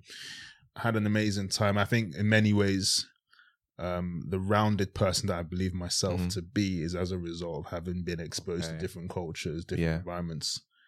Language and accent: English; Harlesden, London, United Kingdom; also born or lived in Worcestershire; went from growing up in Harlesden to going to boarding school in Worcestershire.